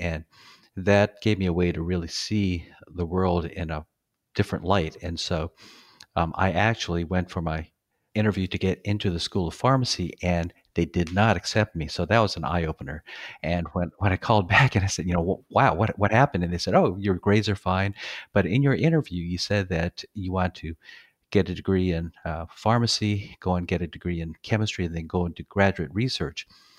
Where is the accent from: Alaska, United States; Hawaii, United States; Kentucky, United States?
Hawaii, United States; born there; I was born in Hawaii, kind of moved around a bit.